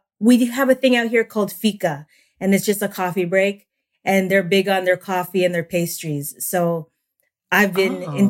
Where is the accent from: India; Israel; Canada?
Canada; Toronto, Ontario; moved away as an adult; also born or lived in New York City, United States; now in Sweden; So I'm born and raised in Toronto, Canada. And my dad's side of the family is American. And my mom is Filipino, but they both met in Canada.